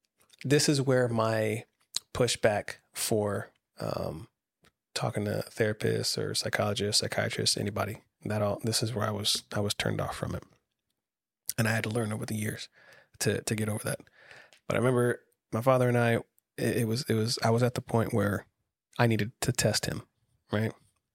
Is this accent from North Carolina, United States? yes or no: yes; Camp Lejeune, North Carolina, United States; I grew up on the Marine Corps base out in Camp Lejeune.